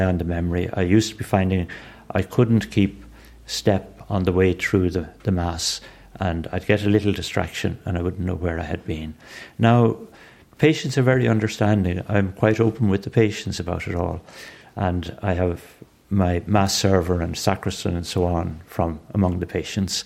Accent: Dublin, Leinster, Ireland; I grew up in Renla.

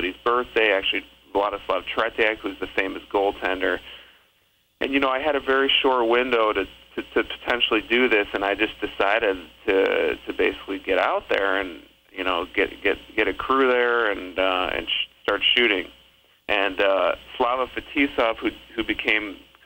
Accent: Chicago, Illinois, United States; my parents are from the former Soviet Union. They're immigrants. I grew up in Chicago

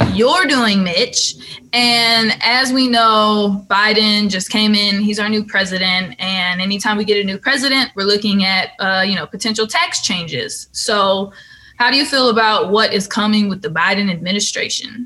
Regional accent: California, United States; moved away; I'm from California

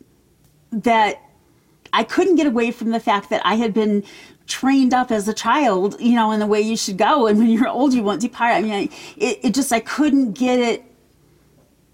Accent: Jackson, Michigan, United States; now in Logan, United States; I was born in Jackson, Michigan

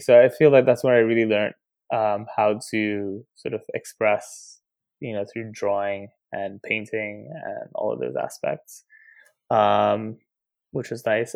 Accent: Nairobi, Kenya; now in Brooklyn, United States; I grew up in Nairobi, Kenya

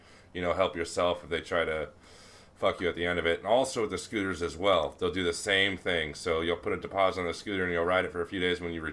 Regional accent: United States; accent: American; I've gone there as an American and negotiated strongly and harshly with my normal American voice

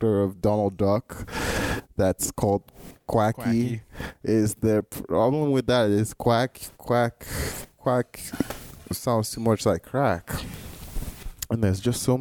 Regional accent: Nigeria; moved away as an adult; now in United States; I grew up in Nigeria, and I went to boarding school at the age of 10

